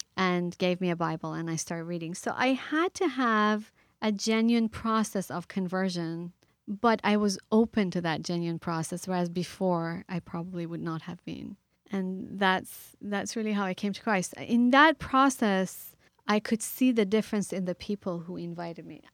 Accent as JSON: {"language": "English", "country": "Iran", "tie": "born or raised there", "moved": "yes", "said": "I grew up in the Middle East, I grew up in Iran"}